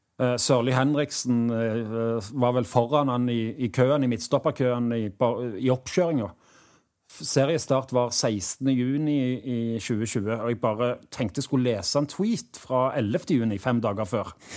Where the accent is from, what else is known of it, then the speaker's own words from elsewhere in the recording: Stavanger, Rogaland, Norway; spilte i Vassøy, der jeg vokste opp